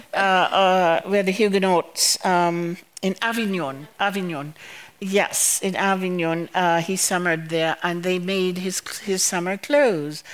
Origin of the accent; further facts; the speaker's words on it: Massacre, Dominica; now in United States; I went to school in Massac uh, the Massac School